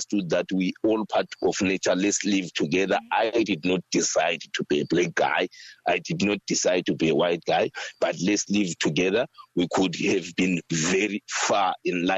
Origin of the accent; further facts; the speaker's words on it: South Africa; When I was growing up, when I was a youngster, because, you know, in rural areas, we didn't have the butcheries and the stuff.